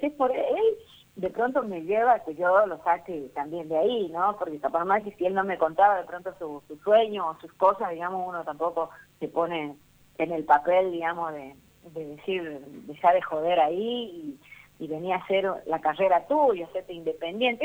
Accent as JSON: {"language": "Spanish", "town": "Rosario de la Frontera", "region": "Salta", "country": "Argentina", "tie": "born or raised there", "said": "acá, en, Rosario de la Frontera, en mi pueblo, y ahí, me bautizaron, digamos, a temprana edad"}